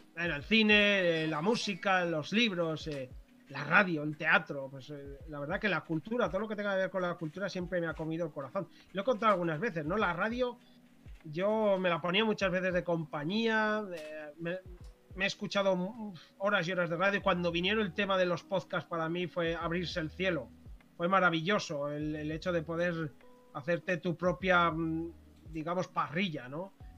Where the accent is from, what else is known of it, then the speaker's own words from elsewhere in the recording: Corella, Navarre, Spain; now in Pamplona, Spain; la ciudad de Tudela, que está cerca de mi pueblo